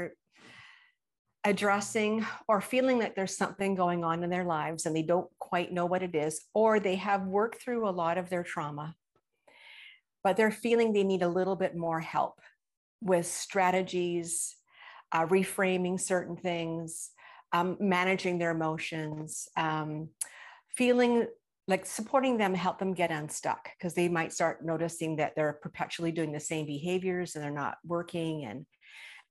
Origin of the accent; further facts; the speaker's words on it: British Columbia, Canada; I am from British Columbia, Canada